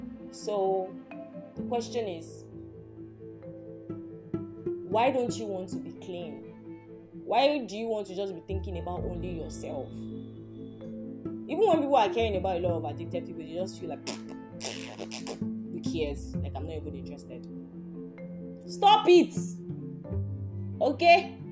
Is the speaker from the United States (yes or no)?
no; Nigeria; Like, I'm from Yoruba.